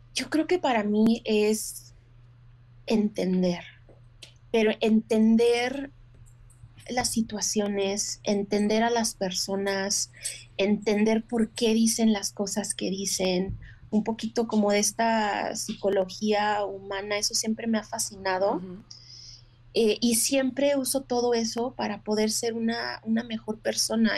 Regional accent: Mexico; now in United States; como mujer mexicana

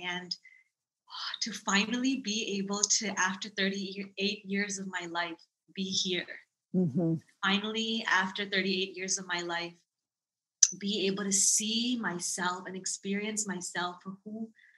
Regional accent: Thailand; born there; also born or lived in Dallas, Texas; I was born in Thailand. And we were living in Dallas, Texas at the time

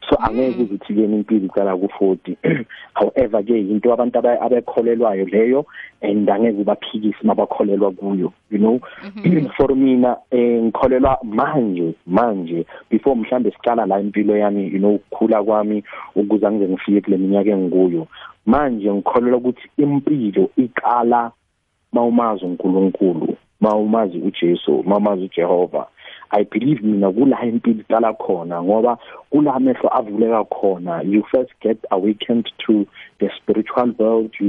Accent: KwaThema, Gauteng, South Africa; moved away as an adult; now in Daveyton, South Africa; Yebo, eh ngizalele kwaThema, ngikhulele kwaThema. Uh, I've always been an Eastern guy.

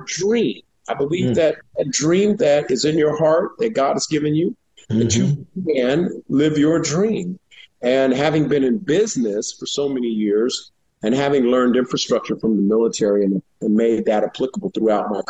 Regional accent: San Francisco, California, United States; born and raised in San Francisco in the Bayview area.

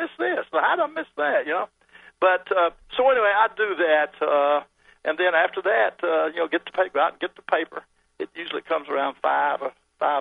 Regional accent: Birmingham, Alabama, United States; I grew up in Birmingham

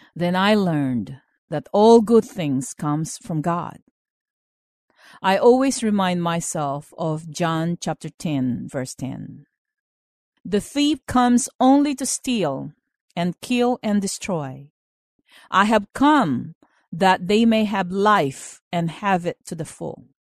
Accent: Philippines; moved away as an adult; now in United States; I was born in the Philippines and I finished school there

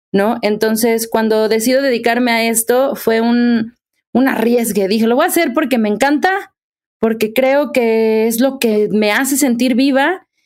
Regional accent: Mexico; soy actriz, soy cantante, soy mexicana

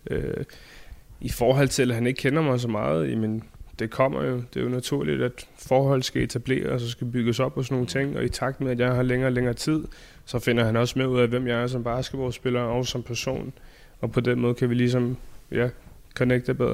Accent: Denmark; now in Phoenix, United States

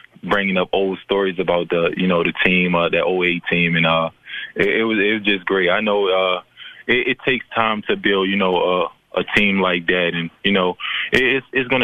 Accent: Baltimore, Maryland, United States; moved away; also born or lived in Memphis; I'm from Baltimore.

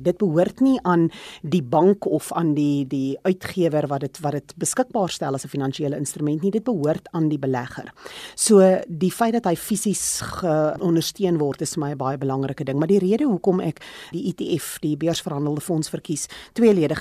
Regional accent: South Africa; as 'n Suid-Afrikaner

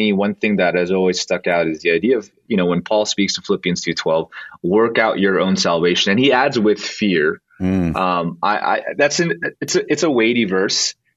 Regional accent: Bay Area, California, United States; I'm from the Bay Area, so it's kind of a home for me

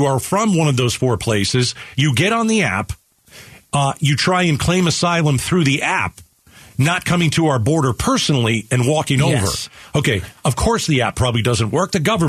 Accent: Venezuela; now in Mexico; I'm originally from Venezuela. I'm in Mexico. I'm waiting to get in the United States.

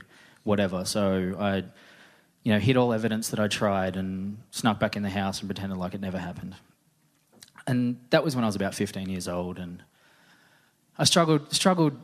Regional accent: Newcastle, New South Wales, Australia; I'm from Newcastle

